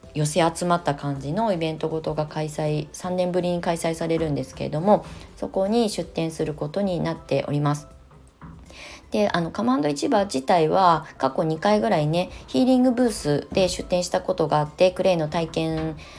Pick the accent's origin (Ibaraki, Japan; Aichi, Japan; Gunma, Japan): Ibaraki, Japan; Kasama; moved away as an adult; also born or lived in Kamakura/Shonan, Kanagawa; now in Kamakura, Japan; U ターン移住して茨城県笠間市というね生まれ育った故郷に帰ってまた再スタートする